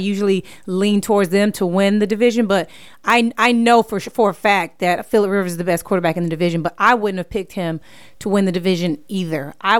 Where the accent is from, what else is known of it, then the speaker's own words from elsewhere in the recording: Inglewood, California, United States; I'm from Inglewood. I'm from Inglewood, California.